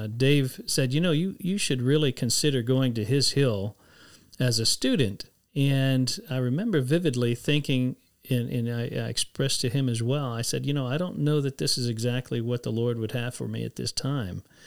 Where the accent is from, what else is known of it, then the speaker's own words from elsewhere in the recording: San Antonio, Texas, United States; I grew up in San Antonio